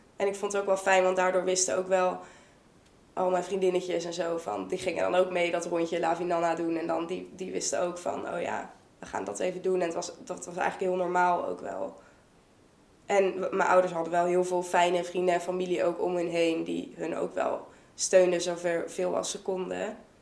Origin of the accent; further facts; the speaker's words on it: Vught, North Brabant, Netherlands; moved away as an adult; now in Leiden, Netherlands; Ik kom uit Vught. Ik woon inmiddels in Leiden.